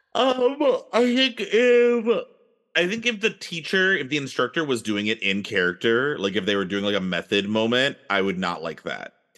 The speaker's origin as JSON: {"language": "English", "region": "Texas", "country": "United States", "tie": "born or raised there", "said": "growing up in Texas in the eighties and the nineties"}